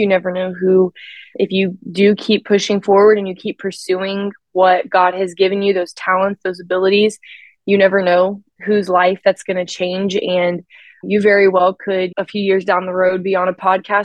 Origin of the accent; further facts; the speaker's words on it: Maryland, United States; moved away as an adult; now in Knoxville, United States; I am from Maryland